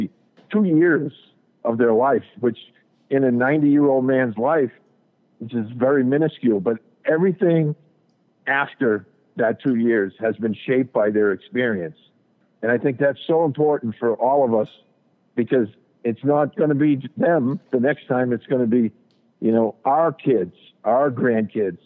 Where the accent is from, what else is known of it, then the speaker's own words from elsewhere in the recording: New England, United States; we have a local cable television station here in my hometown